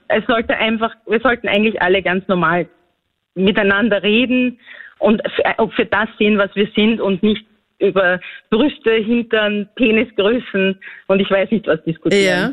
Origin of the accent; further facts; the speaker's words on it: Austria; ich bin ja eigentlich aus Grenz.